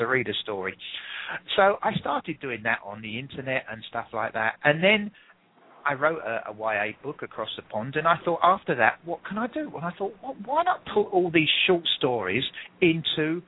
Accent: England, United Kingdom; accent: English; I'm English

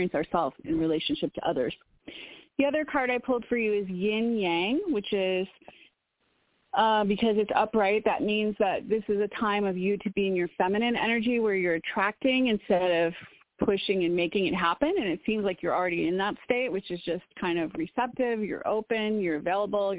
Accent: Woodstock, Illinois, United States; moved away; I'm from Woodstock, Illinois, originally, which is pretty close to Wisconsin.

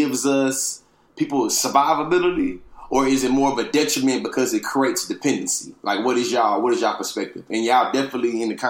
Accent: Texas, United States; my home state of Texas

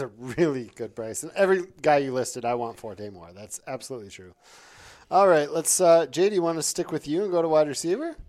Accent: Ely, Minnesota, United States; moved away; I'm originally from Ely, Minnesota, where my parents still live

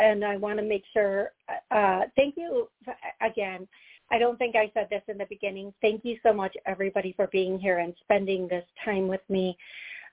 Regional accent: Eau Claire, Wisconsin, United States; moved away; that's where I was born.

